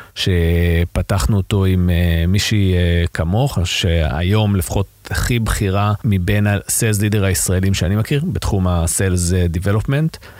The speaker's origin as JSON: {"language": "Hebrew", "country": "Israel", "said": "אנחנו כישראלים"}